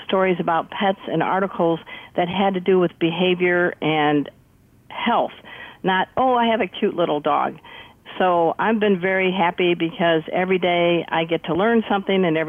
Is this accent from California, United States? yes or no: no; Crown Point, Indiana, United States; moved away; also born or lived in South Florida; I grew up in the Midwest in a town called Crown Point, where it was famous because Dillinger escaped from our jail